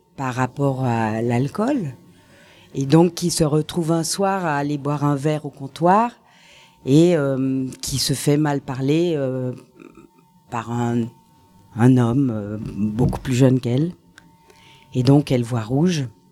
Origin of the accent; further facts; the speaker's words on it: Paris, Île-de-France, France; also born or lived in Switzerland; Je suis née à Paris